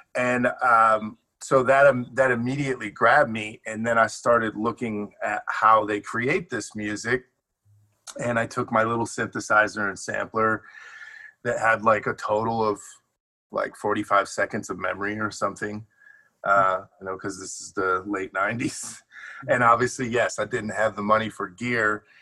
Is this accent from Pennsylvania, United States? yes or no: no; Detroit, Michigan, United States; also born or lived in Chicago; now in Los Angeles, United States; I grew up between Detroit and Chicago